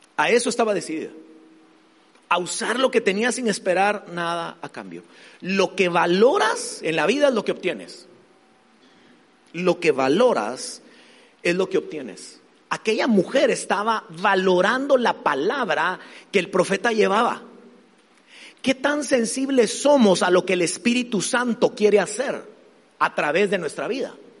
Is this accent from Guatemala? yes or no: yes; Guatemala; soy de Guatemala